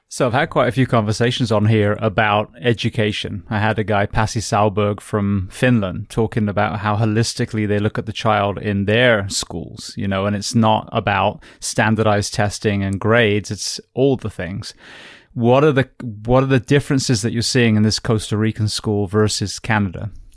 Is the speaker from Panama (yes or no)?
no; England, United Kingdom; now in United States; as an Englishman